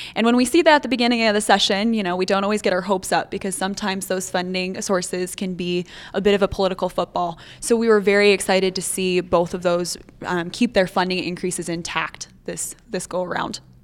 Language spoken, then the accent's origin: English; northeastern South Dakota, United States; moved away as an adult; also born or lived in Bozeman, Montana; now in Montana, United States; I am originally from northeastern South Dakota, up on the border of North Dakota and Minnesota.